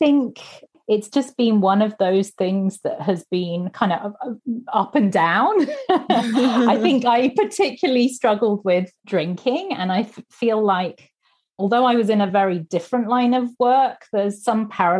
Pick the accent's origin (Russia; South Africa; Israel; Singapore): Singapore; also born or lived in Manila, Philippines / Hong Kong / Sydney, Australia / Tokyo, Japan; So I was born in Manila. I grew up in Singapore mostly.